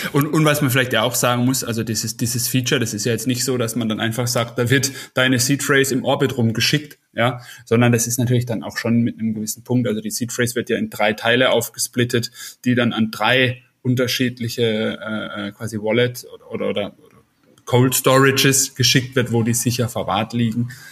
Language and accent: German; Karlsruhe, Baden-Württemberg, Germany; in meiner Heimatstadt Karlsruhe